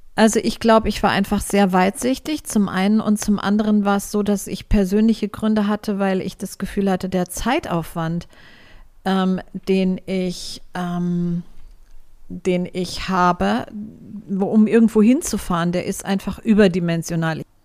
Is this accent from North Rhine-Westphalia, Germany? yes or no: no; Frankfurt am Main, Hesse, Germany; Ich bin in Frankfurt geboren und aufgewachsen. Am Main